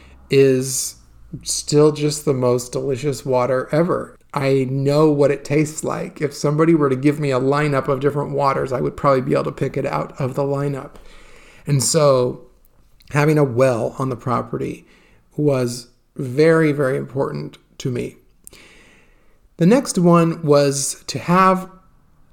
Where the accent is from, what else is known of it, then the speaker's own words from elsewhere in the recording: California, United States; I grew up in California, as you know, which is a very dry place